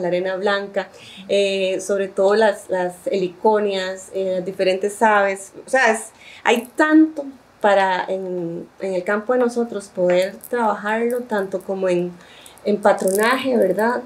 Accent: Sámara, Guanacaste, Costa Rica; also born or lived in Puntarenas; yo he vivido siempre en Samara y mis papás también

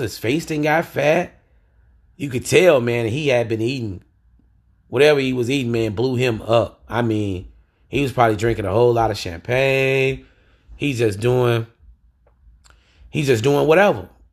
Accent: Louisiana, United States; I'm from Louisiana

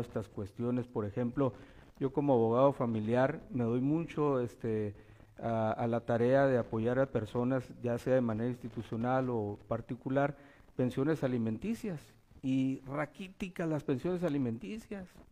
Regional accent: Baja California Sur, Mexico; also born or lived in Durango / Mazatlán; Yo me crié aquí en, Baja California Sur. Mi papá y mamá nos trajo, nacimos en Durango

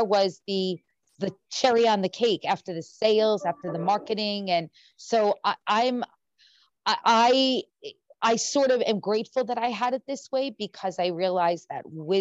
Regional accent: Rhode Island, United States; moved away; I grew up in Rhode Island

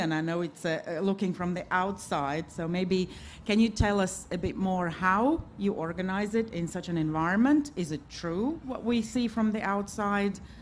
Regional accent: Riga, Latvia; I'm from Riga, Latvia

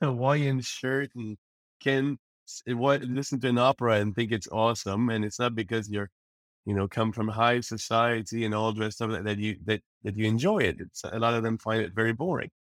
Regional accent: Repentigny, Quebec, Canada; also born or lived in Montreal; now in Paris, France; I was raised in Repentigny. I was born in Montreal

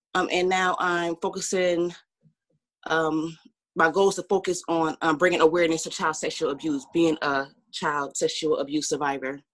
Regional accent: Orange, New Jersey, United States; also born or lived in Cincinnati; now in West Orange, United States; I was born and raised in Orange, New Jersey, and I moved to West Orange, New Jersey in um, high school

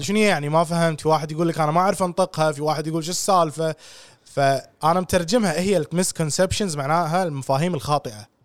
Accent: Kuwait; عندنا بالكويت

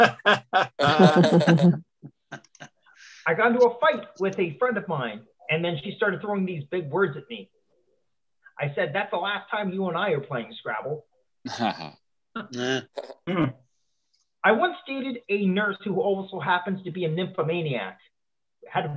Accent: Canada; also born or lived in Ottawa, Ontario; I'm based out of Ottawa, Ontario, Canada. Hey, I'm a Canadian.

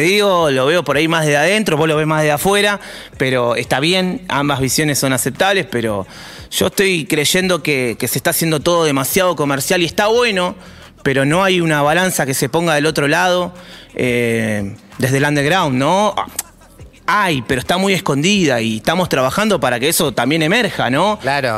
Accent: Wilde, Buenos Aires Province, Argentina; me crié en Wilde

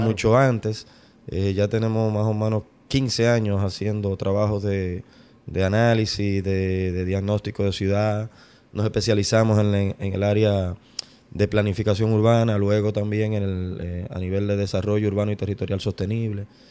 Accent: Santo Domingo, Distrito Nacional, Dominican Republic; yo soy de la capital

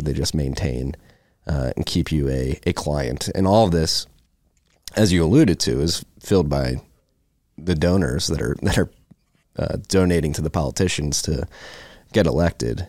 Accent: Philadelphia, Pennsylvania, United States; I'm growing up in Philadelphia, we had Reading Terminal in Philadelphia

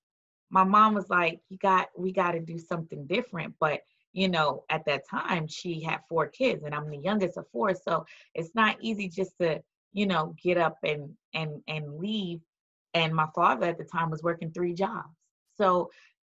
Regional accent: New York City, New York, United States; moved away; also born or lived in Florida; growing up in the projects of New York City was very rough

